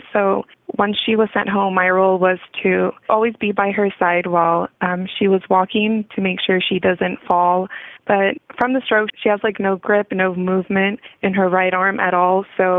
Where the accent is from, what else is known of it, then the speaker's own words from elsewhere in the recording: Bakersfield, California, United States; I'm 22 years old. I was born and raised here in Bakersfield, California